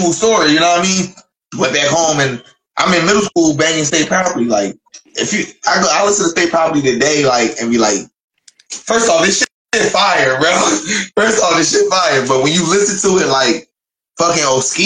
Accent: Philadelphia, Pennsylvania, United States; now in Dayton, United States; I'm from Philly

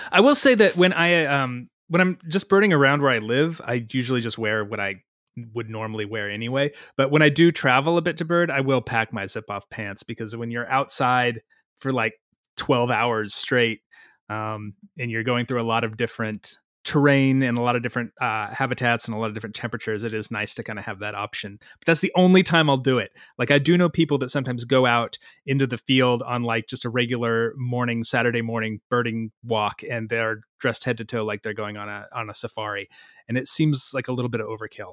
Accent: Missouri, United States; I grew up in Missouri.

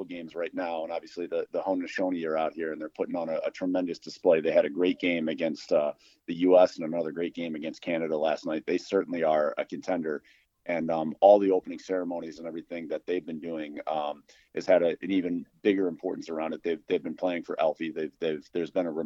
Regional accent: Syracuse, New York, United States; moved away; growing up in upstate New York, growing up in the Syracuse area.

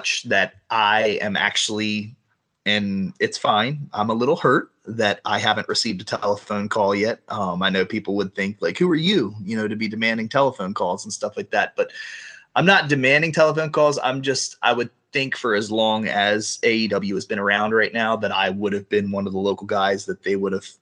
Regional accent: Baltimore, Maryland, United States; the Baltimore Arena, which was my hometown arena that I grew up going to shows as a kid

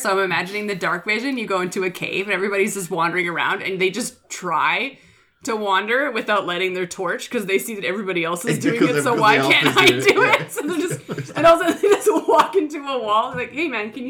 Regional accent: Canada; we're from Canada.

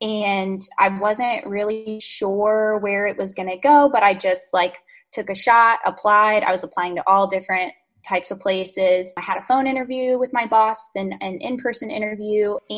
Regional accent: North Carolina, United States; I'm from North Carolina, was here my whole life, and then really wanted to be in DC for law school, which was awesome.

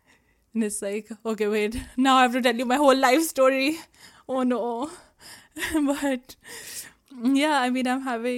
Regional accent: Jalandhar, Punjab, India; born there; I was born in Jalandhar, Punjab. And over the course of my life, I have lived in 7 cities, but some of them I don't remember.

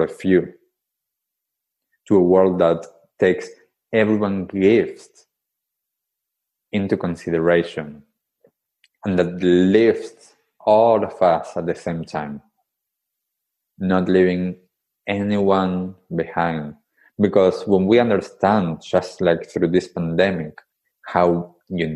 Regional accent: Buenos Aires, Argentina; moved away; I grew up in Buenos Aires, in Argentina, in the capital city.

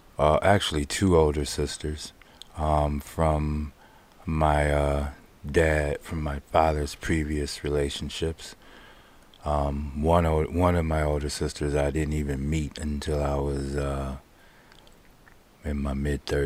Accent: Pontiac, Michigan, United States; I grew up in Pontiac

